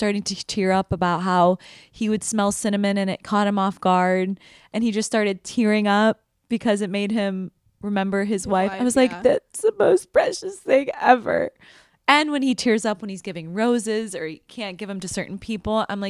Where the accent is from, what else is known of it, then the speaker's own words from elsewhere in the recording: Midwest, United States; I'm from the Midwest, so I can say that.